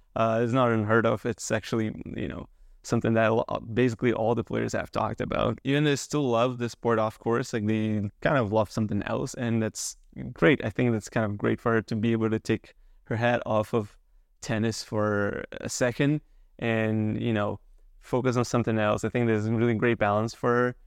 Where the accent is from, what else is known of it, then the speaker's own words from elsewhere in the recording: Canada; as a Canadian